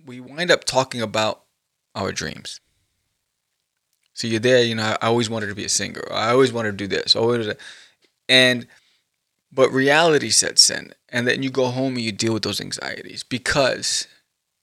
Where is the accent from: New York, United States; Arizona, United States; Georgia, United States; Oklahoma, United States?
New York, United States; I grew up in New York